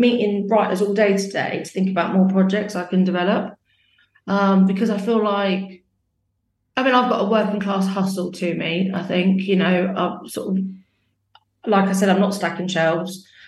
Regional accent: Northampton, East Midlands, United Kingdom; I came from Northampton and I've always paid. I remember when I first moved here and it was like £140 rent a week.

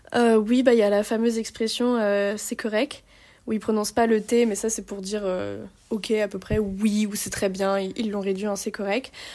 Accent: France; accent: bien français et non bourgeois; moved away as an adult; now in Canada; J'aime trop mon accent bien français et non bourgeois

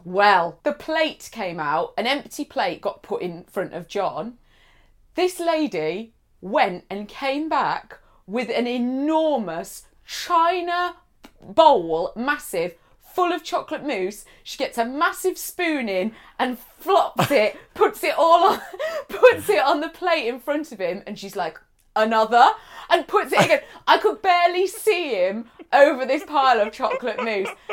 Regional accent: near Manchester, North West England, United Kingdom; I grew up near Manchester

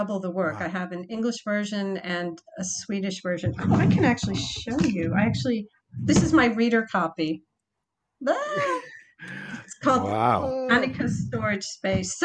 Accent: United States; I'm an American, I'm visiting

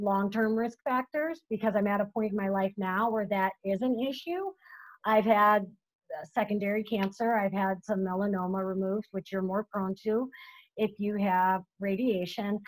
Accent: Florida, United States; also born or lived in Hawaii; now in Buffalo, United States; I grew up in Florida

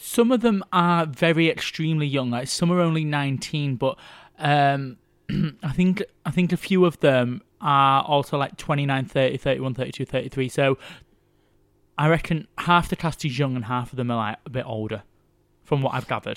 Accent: Yorkshire and the Humber, United Kingdom; I'm from Yorkshire

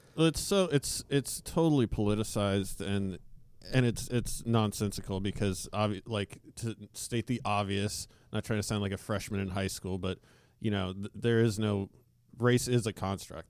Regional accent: Alaska, United States; when I was growing up in Alaska

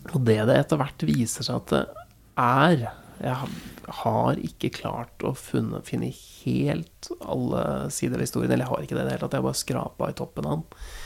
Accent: Nittedal, Akershus, Norway; Jeg har jo flytta tilbake til der jeg vokste opp uh, nå, og jeg har jo innsett at jeg blir jo aldri ferdig med nærmarka til, til, uh, til Nittedal, da, hvor, jeg, hvor jeg bor.

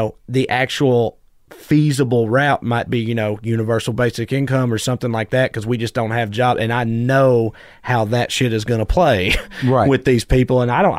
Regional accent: United States; my people, whatever, rural Americans, is like, especially in my hometown, in a place like

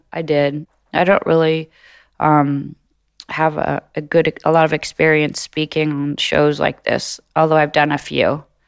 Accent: Los Angeles, California, United States; moved away as an adult; also born or lived in New York; I grew up in Los Angeles as a baby

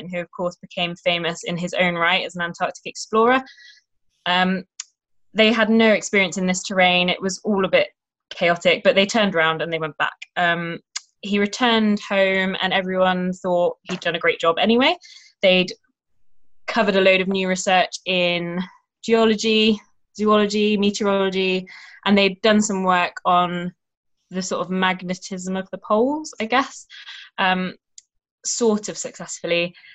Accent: United Kingdom; We'll we'll do it. We're British.

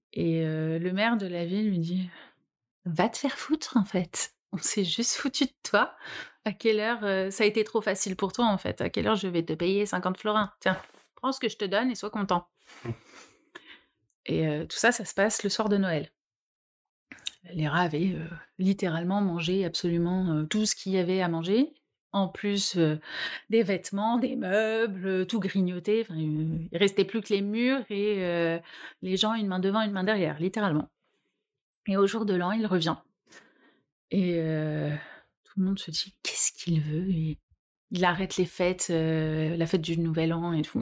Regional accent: Normandy, France; je viens de Normandie

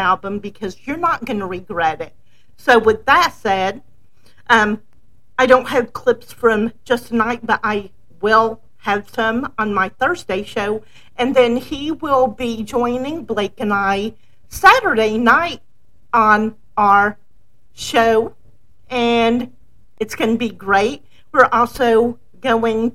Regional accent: the South, United States; when I was a child, I grew up in the South

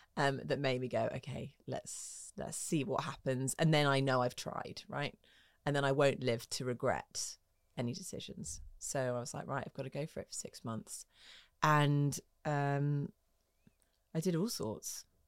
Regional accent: Twickenham, London, United Kingdom; also born or lived in Hammersmith; grew up in Twickenham

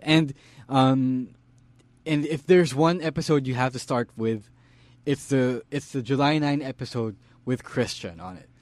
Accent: Philippines; Stan and I, we're both from the University of the Philippines

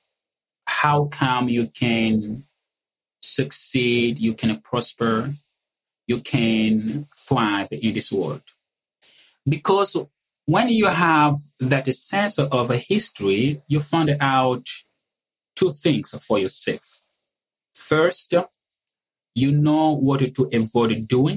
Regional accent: Republic of the Congo; moved away; I was born and raised in the Republic of the Congo, which happens to be a French colony.

